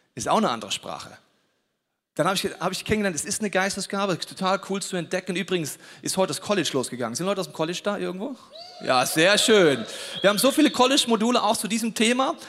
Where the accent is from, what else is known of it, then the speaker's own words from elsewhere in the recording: Bavaria, Germany; ich komme aus Bayern